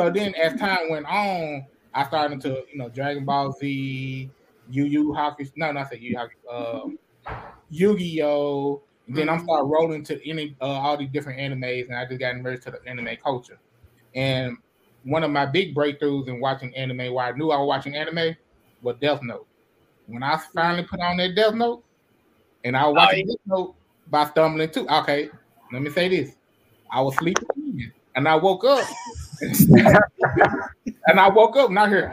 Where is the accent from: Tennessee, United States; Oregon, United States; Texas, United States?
Tennessee, United States; Memphis; I'm from Memphis, Tennessee